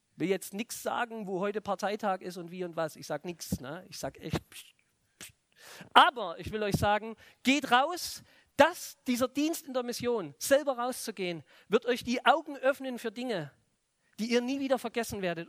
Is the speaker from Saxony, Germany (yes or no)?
yes; Plauen, Saxony, Germany; moved away; bei uns in der Stadt, in Plauen, im Vogtland, wo ich herkomme